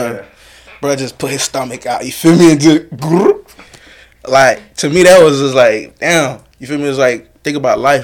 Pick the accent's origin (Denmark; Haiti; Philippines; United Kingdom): Haiti; Cap-Haïtien, Nord; now in United States; I'm from, like, the second capital of Haiti, so Cape Haitien, Okap